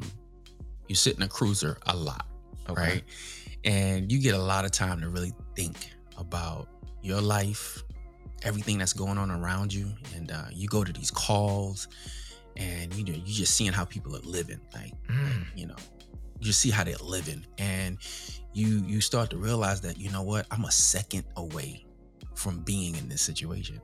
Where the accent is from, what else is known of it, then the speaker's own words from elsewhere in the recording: Long Island, New York, United States; growing up in Long Island, New York